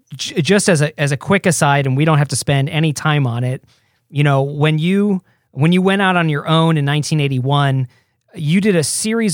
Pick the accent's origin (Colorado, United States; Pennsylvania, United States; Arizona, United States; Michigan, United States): Michigan, United States; Detroit; My dad flew me out from Detroit, because we're from Detroit